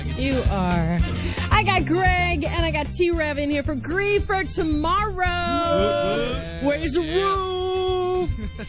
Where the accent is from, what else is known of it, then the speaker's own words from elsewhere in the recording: Midwest, United States; I'm from the Midwest.